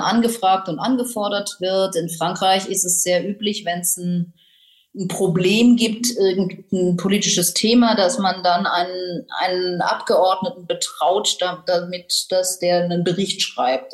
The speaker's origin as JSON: {"language": "German", "town": "Tübingen", "region": "Baden-Württemberg", "country": "Germany", "tie": "born or raised there", "also_born_or_lived": "Freiburg / Cologne / Paris", "moved": "as an adult", "said": "Ich komme aus Tübingen, wo ich Abi gemacht habe"}